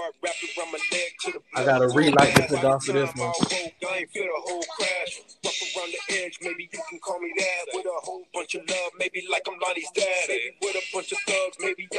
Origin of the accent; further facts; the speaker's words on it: Compton, California, United States; Yeah, I grew up in Compton.